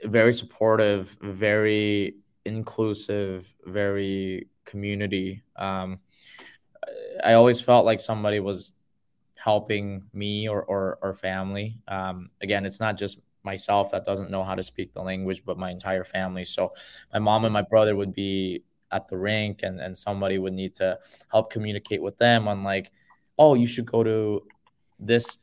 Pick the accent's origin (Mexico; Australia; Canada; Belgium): Canada; Vancouver, British Columbia; English is a second language; also born or lived in South Korea; when I moved over from Korea to Vancouver, you know, you go through a lot of those immigrant struggles, right?